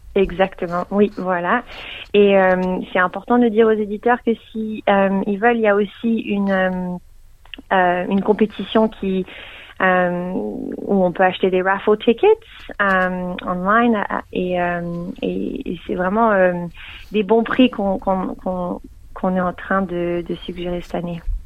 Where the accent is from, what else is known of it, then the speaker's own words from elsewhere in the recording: Geneva, Switzerland; now in Melbourne, Australia; je viens de Genève, donc je parle français